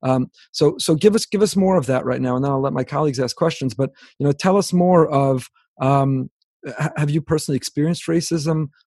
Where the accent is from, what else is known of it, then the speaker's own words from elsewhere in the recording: Teaneck, New Jersey, United States; now in South Florida, United States; I grew up in Teaneck, New Jersey